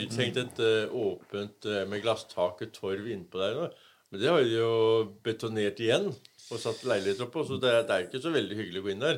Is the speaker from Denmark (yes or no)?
yes; Denmark; now in Norway; Vi er jo en dansk familie som har kommet og, og overtatt